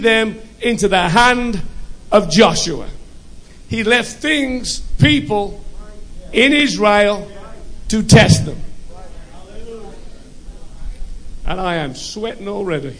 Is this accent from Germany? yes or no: no; United Kingdom; also born or lived in United States; I'm British